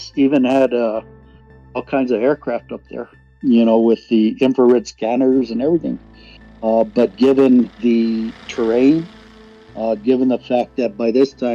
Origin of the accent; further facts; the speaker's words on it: Santa Fe, New Mexico, United States; I grew up in Santa Fe